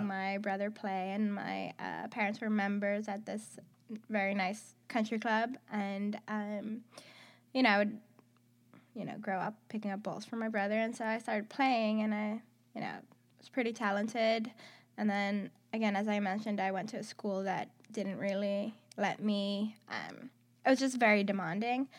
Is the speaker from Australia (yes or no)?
no; Athens, Attica, Greece; moved away as an adult; also born or lived in Houston, Texas / Kansas; I am from Athens, Greece. I was born in Athens.